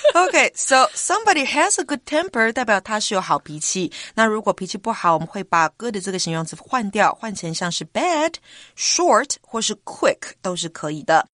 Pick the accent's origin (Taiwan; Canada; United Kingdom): Taiwan; we Taiwanese